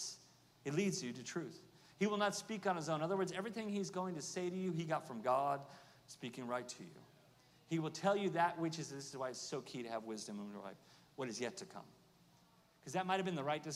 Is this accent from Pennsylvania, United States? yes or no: no; Oklahoma, United States; I'm from Oklahoma